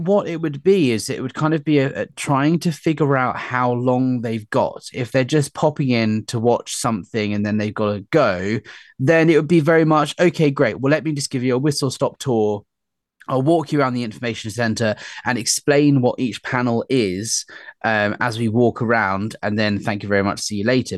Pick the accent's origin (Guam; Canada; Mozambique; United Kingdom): United Kingdom; also born or lived in London; we as polite British people